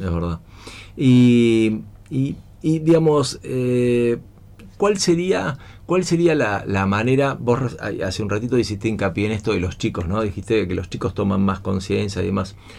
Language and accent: Spanish; Buenos Aires, Argentina; now in San Isidro, Argentina; yo nací en San Isidro, todavía de San Isidro, y este, a los dos o tres años eh, con mi viejo nos fuimos a vivir a Belgrano